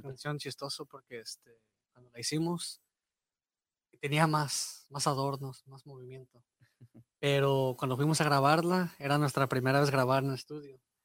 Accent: Marshall, Texas, United States; yo soy de Marshall.

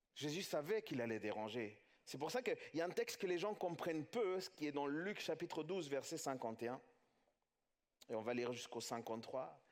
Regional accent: France; chez nous en France

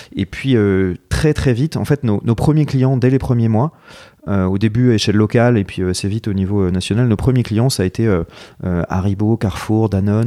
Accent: Marseille, Provence-Alpes-Côte d'Azur, France; moved away as an adult; also born or lived in south of France / Paris; je suis de Marseille. Euh, euh, euh, j'ai, d'ailleurs, j'ai fait mon école de commerce là-bas. En fait, j'ai, j'ai grandi un peu partout dans le sud, mais, mais j'ai, passé pas mal de temps à Marseille

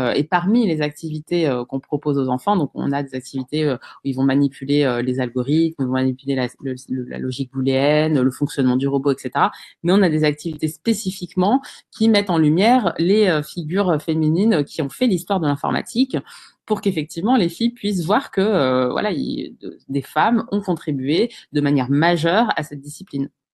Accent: Bondy, Île-de-France, France; j'ai grandi euh, à Bondy, j'ai fait toute ma scolarité en REP

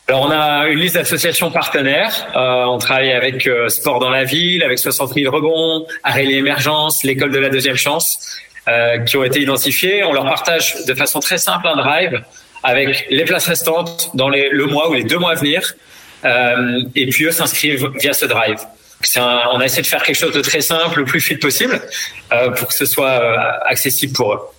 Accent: the South-West, south-west France, France; moved away; also born or lived in Madagascar; je suis originaire du Sud-Ouest

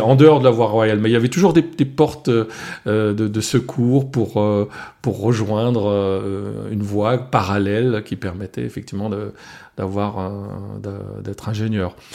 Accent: Alsace, France; first language Alsatian; French is a second language; l'alsacien, c'est ma langue maternelle. J'ai appris le français à l'âge de 5 ans et encore euh, dans un village où on parlait français uniquement à l'école

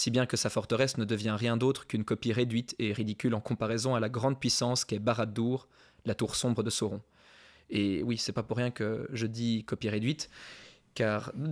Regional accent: Paris, Île-de-France, France; suis parisien

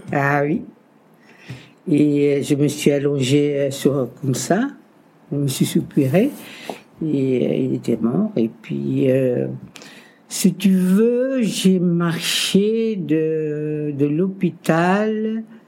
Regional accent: Dakar, Senegal; moved away as an adult; also born or lived in Cape Verde; now in France; Je suis né au Cap Vert et je suis partie après au Sénégal, Dakar Sénégal en Afrique, évidemment, avec ma tante

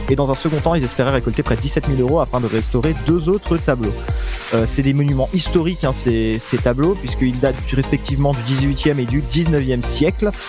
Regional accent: Paris, Île-de-France, France; also born or lived in Troyes area (Saint-Savine); now in Saint-Savine, France; suis parisien, je suis même banlieusard exactement.

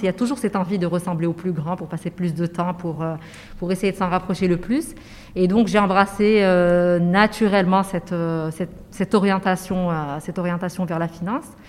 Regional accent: Casablanca, Casablanca-Settat, Morocco; j'ai grandi à Casablanca

